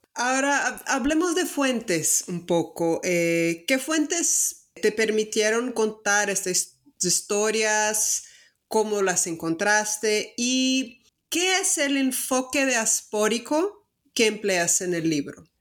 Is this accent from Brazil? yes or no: yes; Brazil; accent: Brazilian; Spanish is a second language; tal vez ya lo notaron por mi acento, soy brasileña